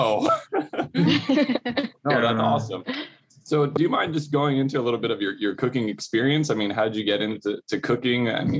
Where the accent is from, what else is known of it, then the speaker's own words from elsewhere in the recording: Wailua, Hawaii, United States; I grew up in Wailua, which is a pretty small community.